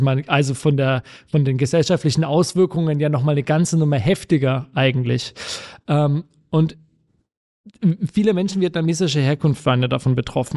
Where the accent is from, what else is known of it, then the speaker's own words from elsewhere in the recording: Bamberg, Bavaria, Germany; moved away; Ich komme nämlich ursprünglich aus Bamberg und war da auch auf dem, auf dem Gymnasium an der Schule